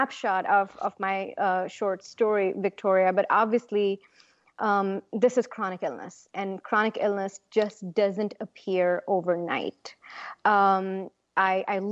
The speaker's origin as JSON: {"language": "English", "region": "Punjab", "country": "India", "tie": "born or raised there", "said": "My home state is Punjab"}